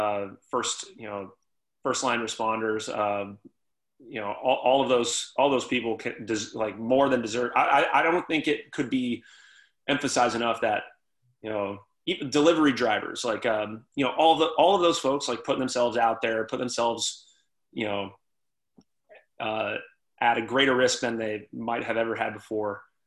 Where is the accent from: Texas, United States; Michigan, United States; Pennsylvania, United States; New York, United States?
Texas, United States; now in Baltimore, United States; like you said, I came from Texas. I had no real ties to this part of the country, this area, or this town.